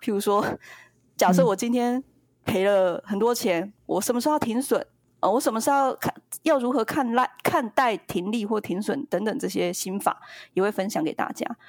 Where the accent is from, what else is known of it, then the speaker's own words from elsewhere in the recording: Yilan, Yilan County, Taiwan; 我们是，我们是宜兰人